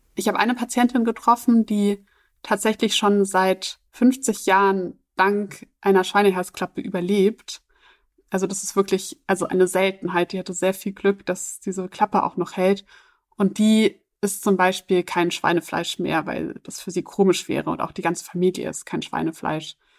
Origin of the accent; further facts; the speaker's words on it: Germany; für mich als Deutsche